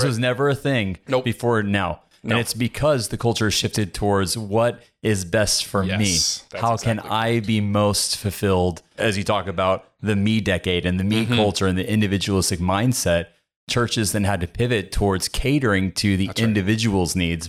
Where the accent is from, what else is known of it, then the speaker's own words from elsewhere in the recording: California, United States; born there; I was born in California.